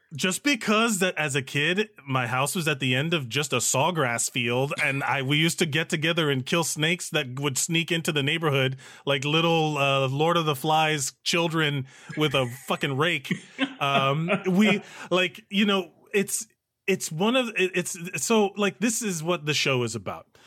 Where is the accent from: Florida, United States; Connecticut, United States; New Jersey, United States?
Florida, United States; Miami; moved away as an adult; now in New York City, United States; we are both, uh, born and raised in Miami, Florida, from Cuban families